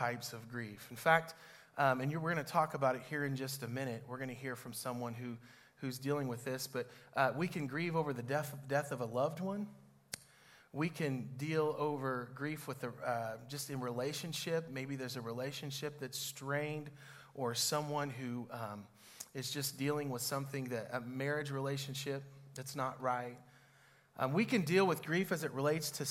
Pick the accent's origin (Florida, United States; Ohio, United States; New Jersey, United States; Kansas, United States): Kansas, United States; Cherokee; moved away; also born or lived in Olathe, Kansas; where where I grew up in Cherokee